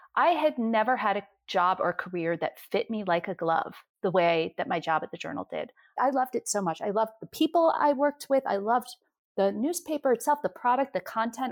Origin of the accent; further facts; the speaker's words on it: New York, United States; I'm from New York